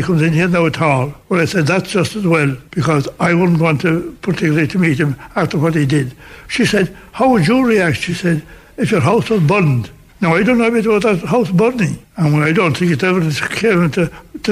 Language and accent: English; Ireland; accent: Irish; being an Irish person